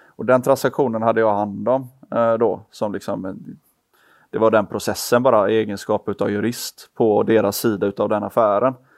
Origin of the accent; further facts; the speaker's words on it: Gothenburg, Västra Götaland, Sweden; vi är alla från Göteborg